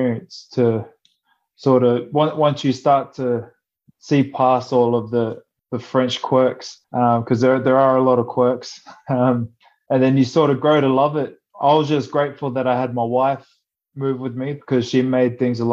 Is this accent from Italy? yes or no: no; Australia; moved away as an adult; also born or lived in France; growing up in Australia